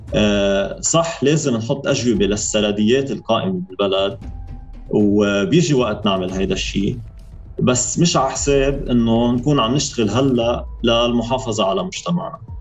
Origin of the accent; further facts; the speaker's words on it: Sidon, South Governorate, Lebanon; انا من صيدا